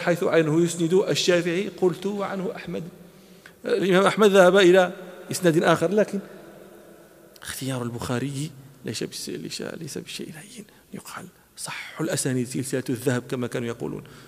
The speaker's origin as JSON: {"language": "Arabic", "country": "Morocco", "said": "أنا مغربي"}